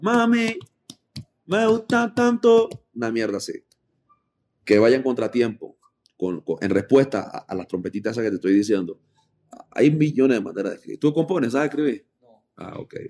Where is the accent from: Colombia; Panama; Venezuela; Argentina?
Panama; also born or lived in Costa Rica; mi mamá es panameña yo nací en Panamá y después me fui a Costa Rica, viví un par de años y después regresé a Panamá